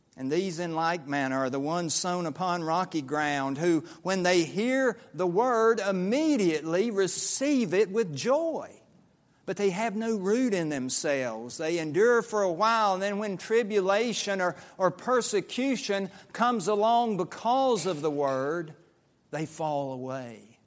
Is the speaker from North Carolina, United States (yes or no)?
yes; Statesville, North Carolina, United States; moved away; I was growing up in the New Sterling Associate Reformed Presbyterian Church in western Iredell County, outside of Statesville, North Carolina